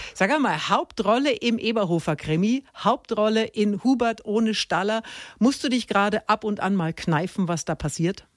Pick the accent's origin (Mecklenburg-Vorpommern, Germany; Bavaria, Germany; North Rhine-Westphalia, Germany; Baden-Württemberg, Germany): Bavaria, Germany; Middle Franconia; ich komme aus Mittelfranken